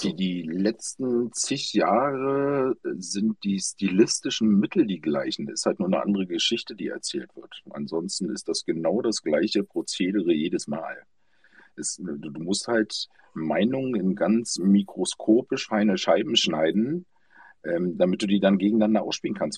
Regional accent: GDR, East Germany, Germany; ich bin in der DR groß geworden

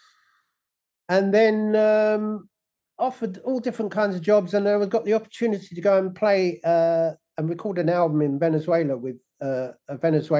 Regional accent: London, United Kingdom; moved away; also born or lived in Leighton Buzzard; I was originally born in London. You know, I was born in Islington, and we lived in Kentish Town

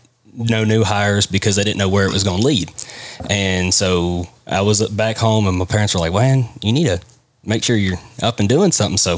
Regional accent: West Tennessee, United States; moved away as an adult; also born or lived in Mississippi; I was born and raised in West Tennessee, about 30 minutes north of Memphis.

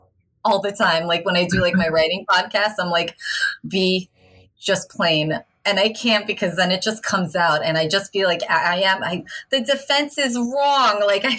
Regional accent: New York City, New York, United States; accent: Long Island; moved away as an adult; also born or lived in Long Island / Paris, France; now in France; I'm born and raised in New York City in Chelsea, but my mom's from Long Island. So that's why I have the Long Island accent. My grandma's from Long Island. Near Mineola.

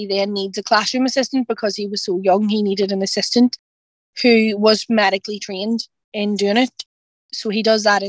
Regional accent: Northern Ireland, United Kingdom; we're from Northern Ireland

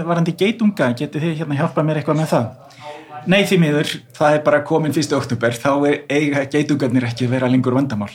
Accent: Iceland; við erum Íslendingar

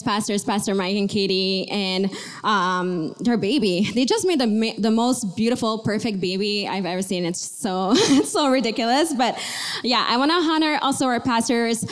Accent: Montreal, Quebec, Canada; I was born and raised in Montreal, Canada.

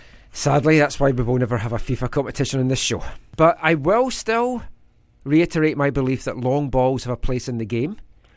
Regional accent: Scotland, United Kingdom; moved away; I'm Scottish.

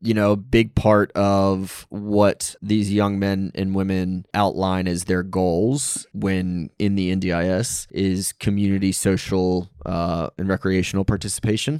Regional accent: United States; moved away as an adult; also born or lived in New York City; now in Australia; being an American

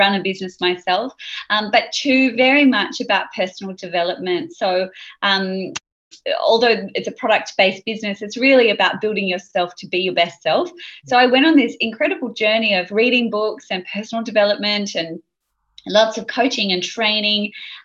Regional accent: Sydney, New South Wales, Australia; I grew up in Sydney.

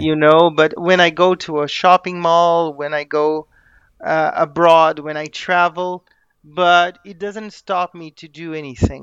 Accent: Brazil; I am a Brazilian native

